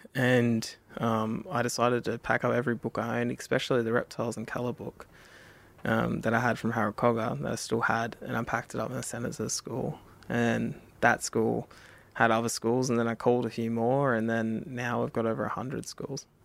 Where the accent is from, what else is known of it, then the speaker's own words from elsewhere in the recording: Australia; I'm an Indigenous guy myself. I'm from Kamilaroi country